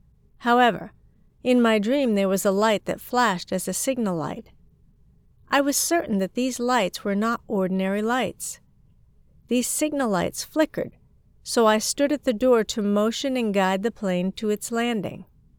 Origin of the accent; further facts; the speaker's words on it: China; I saw a plane arriving from Japan to my hometown in China. In fact, I saw it pass through a cloud and come directly to my childhood house. My hometown is close to the capital, just 400 kilometers south of Beijing.